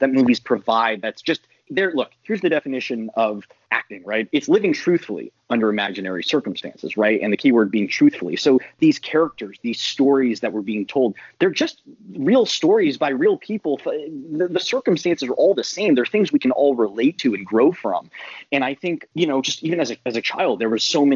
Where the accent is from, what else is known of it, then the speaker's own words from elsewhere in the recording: North Carolina, United States; I'm from North Carolina